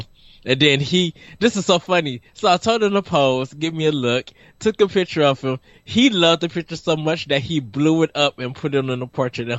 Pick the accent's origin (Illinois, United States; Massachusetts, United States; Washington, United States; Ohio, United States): Illinois, United States; North Chicago; I'm from North Chicago, Illinois. I'm not from out of North Country.